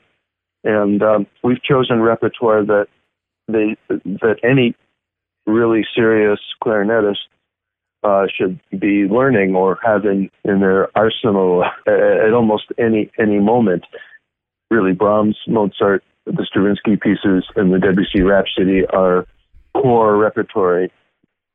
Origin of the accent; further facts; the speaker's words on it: United States; as an American competing in Switzerland or Germany